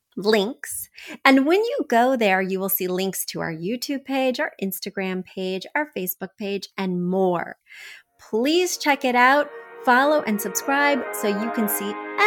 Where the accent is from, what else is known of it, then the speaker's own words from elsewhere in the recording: India; now in Columbus, United States; I am originally from India and now I live in Columbus, Ohio.